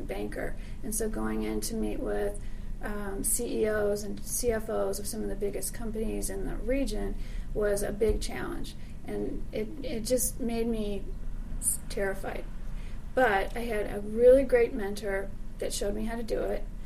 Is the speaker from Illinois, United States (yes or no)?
yes; Chicago, Illinois, United States; also born or lived in Texas; I grew up in Chicago